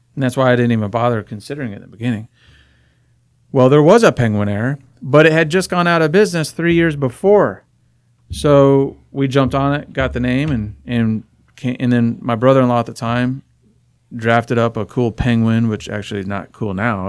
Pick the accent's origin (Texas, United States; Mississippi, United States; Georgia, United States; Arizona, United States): Arizona, United States; Phoenix; I was born and raised in Phoenix